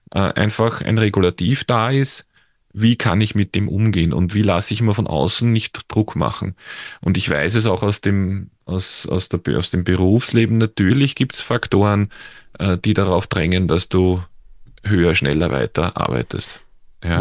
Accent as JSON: {"language": "German", "country": "Austria", "accent": "Austrian", "said": "man hört es ja an meinem Dialekt auch oder an meiner Aussprache, dass ich jetzt in, in, in Österreich zu Hause bin, also in der Nähe von Wien"}